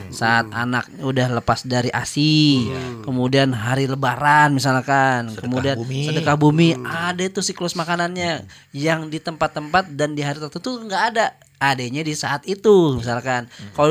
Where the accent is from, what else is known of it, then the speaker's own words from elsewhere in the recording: Jakarta, Indonesia; asal muasal kita orang Betawi yang punya istilahnya Betawi punya gaya.